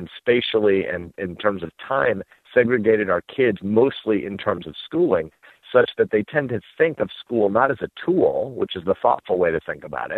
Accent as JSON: {"language": "English", "region": "Nebraska", "country": "United States", "tie": "born or raised there", "moved": "as an adult", "said": "We live back in my hometown now in Nebraska, a farm town about an hour outside of Omaha."}